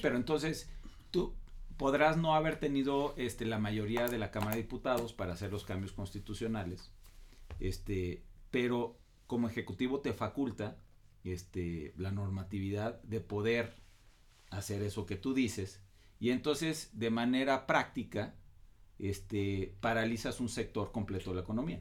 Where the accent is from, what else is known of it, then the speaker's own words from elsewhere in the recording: Mexico; nosotros como mexicanos